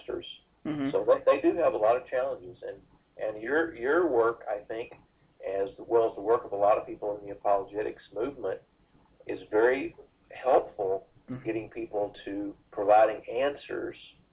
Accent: Decatur, Georgia, United States; moved away as an adult; also born or lived in Fort Worth, Texas; I grew up in Georgia, outside of Atlanta, at a little place called Decatur

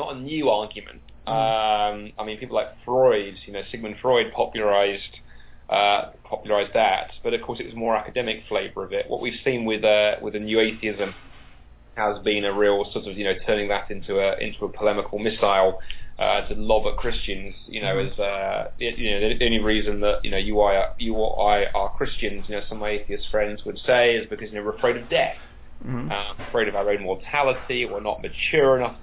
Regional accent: England, United Kingdom; I'm very English.

